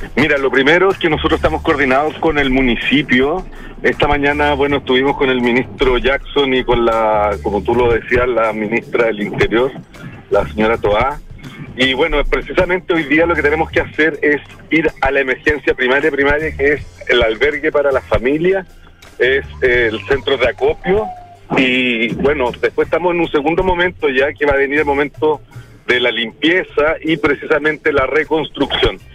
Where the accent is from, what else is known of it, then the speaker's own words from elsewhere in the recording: Chile; como sociedad chilena